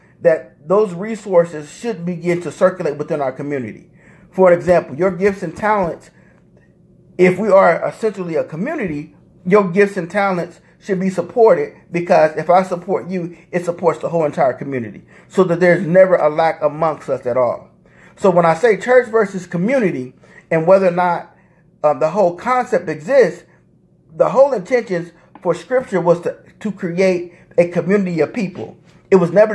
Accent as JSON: {"language": "English", "town": "Indianapolis", "region": "Indiana", "country": "United States", "said": "I'm from Indianapolis"}